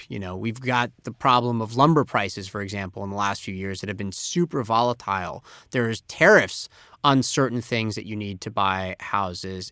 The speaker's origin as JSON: {"language": "English", "town": "Tampa", "region": "Florida", "country": "United States", "tie": "born or raised there", "moved": "yes", "said": "my hometown of Tampa, Florida"}